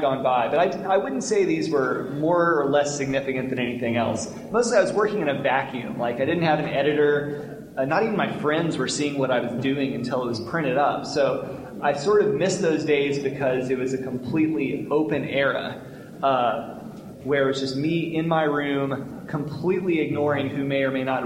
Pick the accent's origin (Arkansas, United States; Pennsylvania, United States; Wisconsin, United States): Arkansas, United States; Little Rock; moved away; also born or lived in Montgomery, Alabama; I grew up in Arkansas